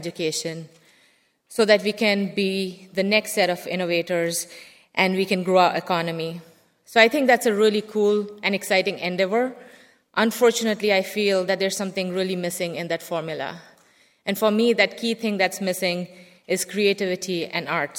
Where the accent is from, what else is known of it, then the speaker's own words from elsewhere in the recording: India; moved away; I grew up in India where there was a very heavy focus on science and math